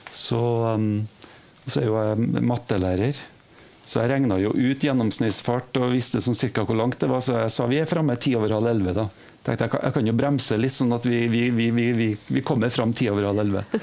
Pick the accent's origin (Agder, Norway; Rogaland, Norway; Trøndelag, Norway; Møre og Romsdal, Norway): Trøndelag, Norway; Trondheim; moved away; jeg er fra Trondheim